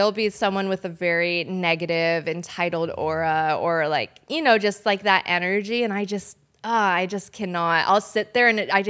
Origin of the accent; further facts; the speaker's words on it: Laguna Niguel, California, United States; also born or lived in Denver, Colorado; I was born in Denver, and then we moved here when I was younger. So I guess I pretty much grew up in California, in Laguna Niguel, Mission Viejo